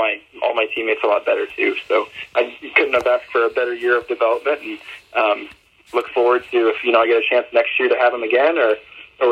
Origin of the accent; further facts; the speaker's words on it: Missouri, United States; I come from Missouri, so pretty small town, like I said, live in the country